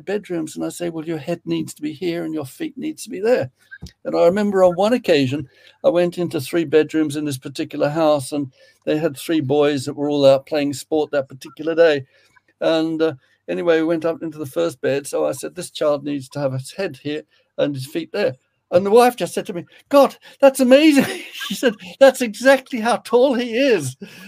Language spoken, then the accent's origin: English; Sydney, New South Wales, Australia; also born or lived in England; now in Western Australia, Australia; I was born in Sydney, but I've lived in England five times.